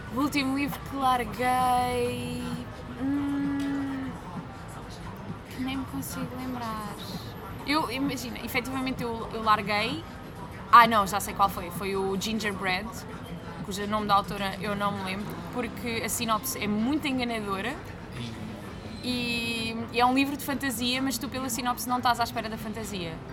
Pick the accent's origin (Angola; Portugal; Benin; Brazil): Portugal; Algarve; eu sou acima de tudo algarvia, é algo okay. que me define muito, o sítio de onde venho